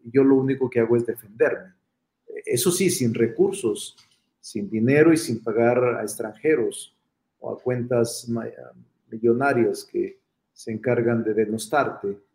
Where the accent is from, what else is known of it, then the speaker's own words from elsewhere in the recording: Zacatecas, Mexico; now in Mexico City, Mexico; soy vecino de la San Rafael desde hace muchos años. Aquí vivo, este es mi domicilio. Soy Zacachilango.